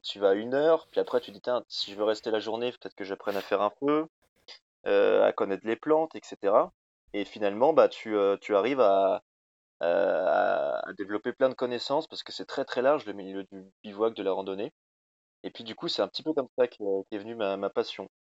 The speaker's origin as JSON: {"language": "French", "town": "Rambouillet", "region": "Île-de-France", "country": "France", "also_born_or_lived": "Haute-Savoie", "moved": "yes", "said": "je suis parisien de base"}